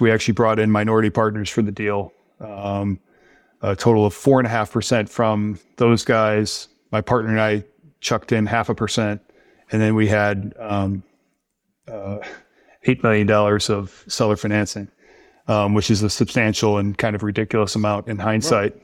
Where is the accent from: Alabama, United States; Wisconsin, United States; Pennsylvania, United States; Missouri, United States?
Missouri, United States; St. Louis; I grew up in Saint Louis